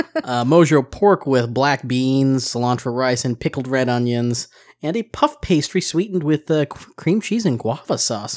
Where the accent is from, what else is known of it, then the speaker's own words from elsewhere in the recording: Seattle, Washington, United States; moved away; my hometown of Seattle, Washington